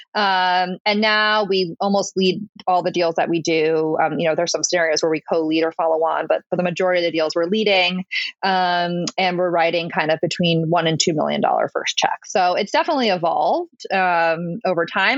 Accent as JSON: {"language": "English", "region": "Connecticut", "country": "United States", "tie": "born or raised there", "also_born_or_lived": "Saratoga Springs, New York", "moved": "as an adult", "lives_now": "New York City, United States", "said": "I grew up in Connecticut um, in a town that was about an hour outside of New York City, very suburban um, childhood"}